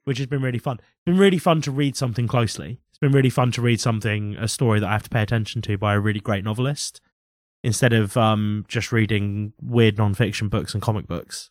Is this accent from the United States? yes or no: no; United Kingdom; I grew up working class in Britain